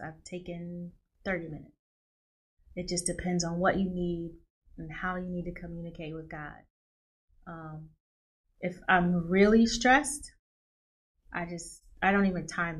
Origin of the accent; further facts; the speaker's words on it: Nashville, Tennessee, United States; moved away; I'm from Nashville, Tennessee. Went home for Christmas